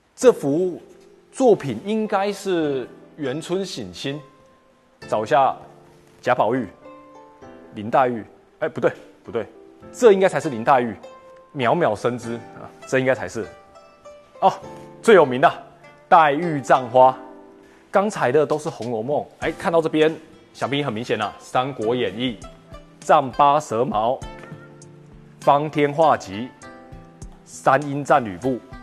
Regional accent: Taiwan; now in Guangzhou, China; 我是来自广州的台湾青年

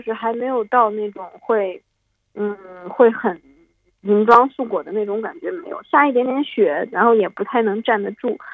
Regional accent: Altay, Xinjiang, China; born or raised there

